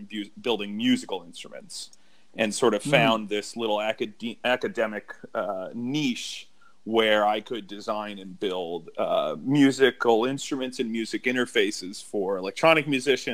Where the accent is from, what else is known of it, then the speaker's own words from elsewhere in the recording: Pelham, New York, United States; moved away as an adult; also born or lived in Maine; now in Kentucky, United States; I grew up in Pelham, which I always say is Bronx adjacent